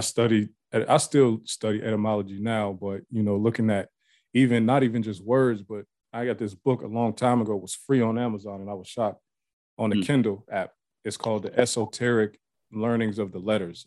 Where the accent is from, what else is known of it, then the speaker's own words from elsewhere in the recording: Ohio, United States; moved away as an adult; also born or lived in Pennsylvania; now in Atlanta, United States; I live in Atlanta now, but I grew up in Ohio, but I was back and forth from PA to Ohio like my whole life.